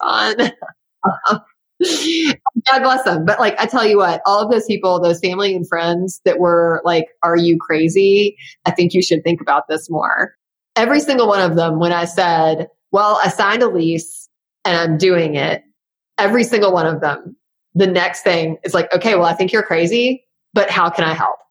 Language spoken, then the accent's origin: English; Memphis, Tennessee, United States; being in Memphis, my hometown, you know, full of people who know me or know my family or were my second grade teacher